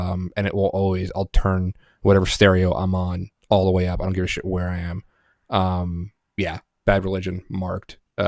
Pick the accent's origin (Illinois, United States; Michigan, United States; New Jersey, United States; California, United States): New Jersey, United States; Then again, I'm from New Jersey.